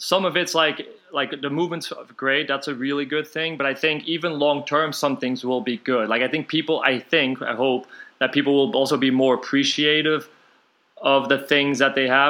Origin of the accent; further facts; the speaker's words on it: Antwerp, Flanders, Belgium; moved away; I'm from Belgium originally